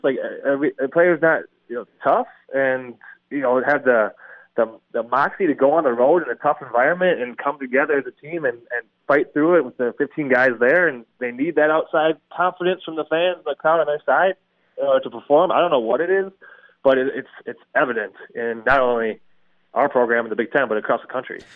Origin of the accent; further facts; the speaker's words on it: Milwaukee, Wisconsin, United States; I grew up in Milwaukee and was kind of raised a Marquette fan.